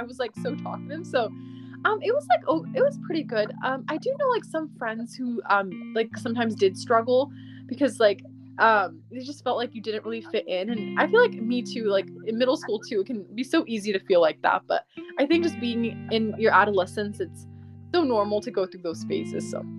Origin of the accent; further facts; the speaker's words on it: Sacramento, California, United States; I'm from Sacramento, California.